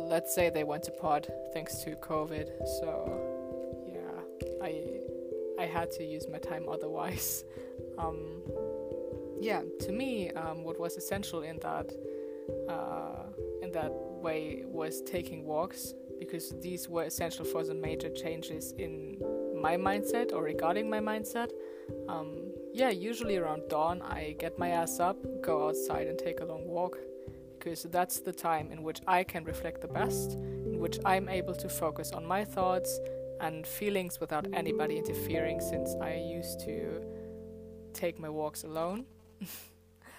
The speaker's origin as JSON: {"language": "English", "country": "Germany", "tie": "born or raised there", "said": "I was born and raised in Germany"}